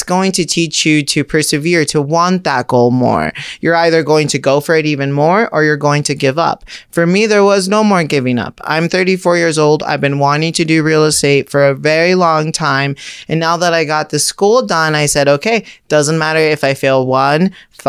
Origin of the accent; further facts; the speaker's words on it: Orange County, California, United States; I grew up in Orange County